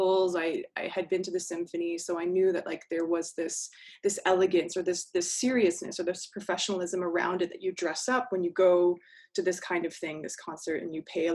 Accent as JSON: {"language": "English", "area": "Fraser Valley, outside Vancouver", "region": "British Columbia", "country": "Canada", "tie": "born or raised there", "moved": "yes", "said": "I grew up out west. So outside of Vancouver, about an hour or so in the Fraser Valley"}